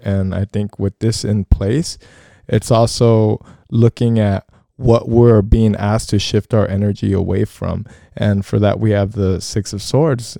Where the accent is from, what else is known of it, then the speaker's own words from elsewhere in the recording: United States; being American, firstly, and having grown up in a society that really doesn't value our diversity